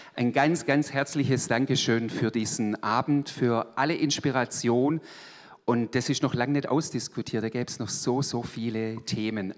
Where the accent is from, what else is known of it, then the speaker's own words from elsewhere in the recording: Swabia, Germany; Ich bin eigentlich Schwabe